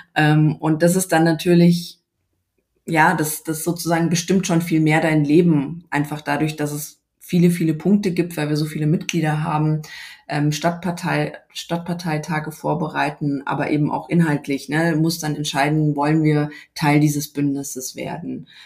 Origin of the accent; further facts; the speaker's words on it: Munich, Bavaria, Germany; ich bin eben aus München